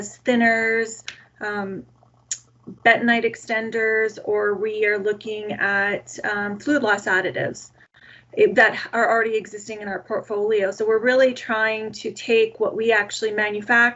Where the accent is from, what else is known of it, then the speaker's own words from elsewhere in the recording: Calgary, Alberta, Canada; I was born and raised in Calgary, Alberta, Canada